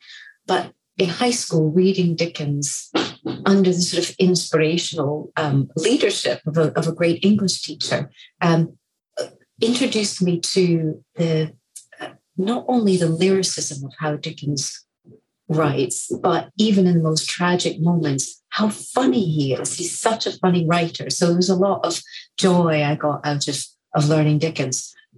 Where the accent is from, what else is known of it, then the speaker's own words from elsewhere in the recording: Boston, Massachusetts, United States; accent: Scottish; also born or lived in Scotland; now in London, United Kingdom; I was actually born in Boston, Massachusetts, and I grew up in the Boston area. But you wouldn't necessarily know this from my accent, which is predominantly Scottish. I lived in Scotland for 30 years before relocating back to London 6 years ago.